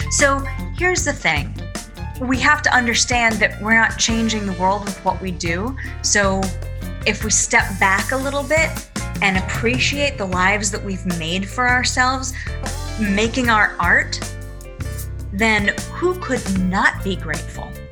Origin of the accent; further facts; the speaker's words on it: Massachusetts, United States; now in New York, United States; I call myself a masshole because I'm from Massachusetts